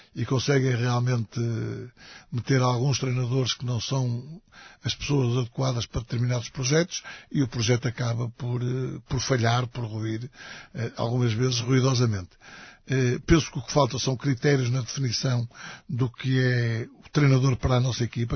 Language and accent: Portuguese; Matosinhos, Norte, Portugal; also born or lived in Portimão; é o clube da minha terra